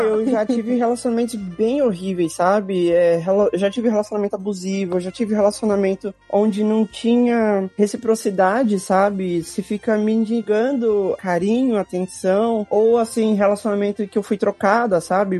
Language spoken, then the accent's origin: Portuguese; São Paulo, Brazil; eu sou de São Paulo